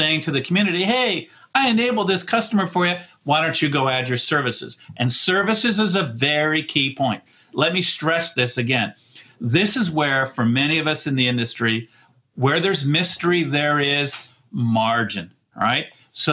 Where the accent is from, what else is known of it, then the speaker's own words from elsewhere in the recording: Canada; I'm a Canadian